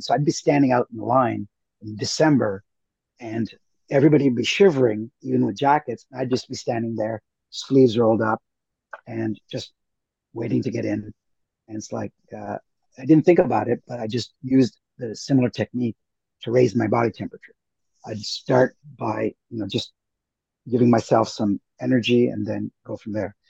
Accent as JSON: {"language": "English", "country": "Canada", "tie": "born or raised there", "also_born_or_lived": "India / Toronto / United States", "said": "I did most of my growing up in Canada, a little bit in the states"}